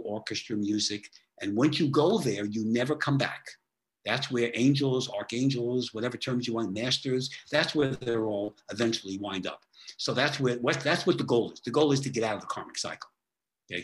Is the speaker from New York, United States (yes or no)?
yes; New York, United States; I'm from New York